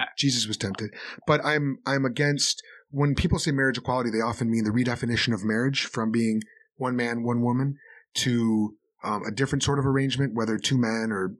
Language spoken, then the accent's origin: English; Chicago, Illinois, United States; I'm from Chicago.